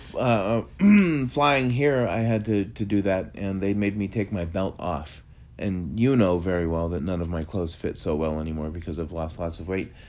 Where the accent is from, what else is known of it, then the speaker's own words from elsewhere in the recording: United States; as an American.